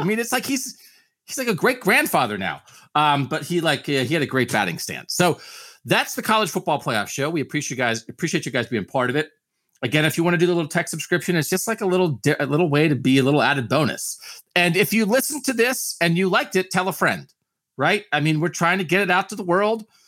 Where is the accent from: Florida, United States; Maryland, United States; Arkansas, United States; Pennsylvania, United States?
Pennsylvania, United States; I grew up in Pennsylvania.